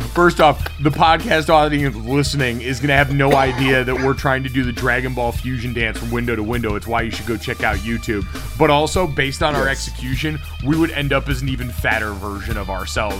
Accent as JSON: {"language": "English", "region": "Connecticut", "country": "United States", "tie": "born or raised there", "said": "as a young white man growing up in Central Connecticut"}